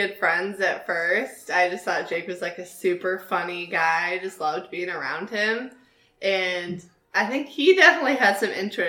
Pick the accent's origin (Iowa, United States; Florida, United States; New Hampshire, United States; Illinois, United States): Iowa, United States; moved away; I grew up in Iowa, actually